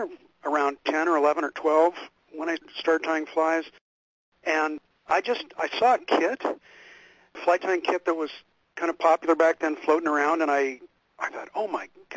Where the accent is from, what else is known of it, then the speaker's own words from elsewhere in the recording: Pacific Northwest, United States; I grew up in the Pacific Northwest, out here on the west side